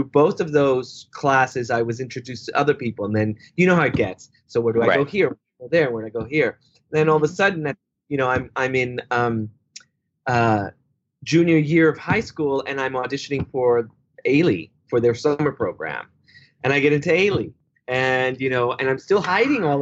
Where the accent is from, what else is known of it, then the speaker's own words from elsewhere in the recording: New York City, New York, United States; first language Spanish; English is a second language; also born or lived in Cuba / Chicago; I grew up in the Bronx